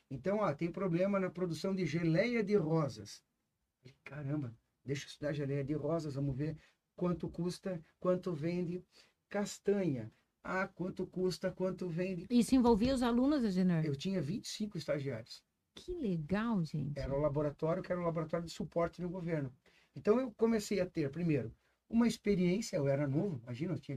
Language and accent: Portuguese; Santa Catarina, Brazil; é, sou filho de agricultores, de vim de Santa Catarina. Eu fiz faculdade em Curitiba, fiz agronomia.